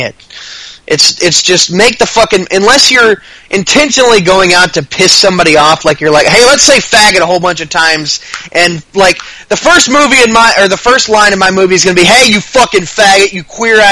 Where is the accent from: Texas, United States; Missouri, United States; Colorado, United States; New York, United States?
Texas, United States; I grew up in Texas. I live in Texas.